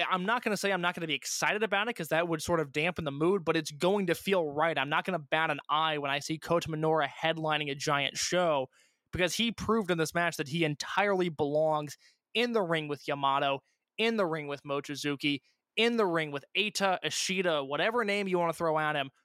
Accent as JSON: {"language": "English", "region": "Indiana", "country": "United States", "said": "I'm from Indiana"}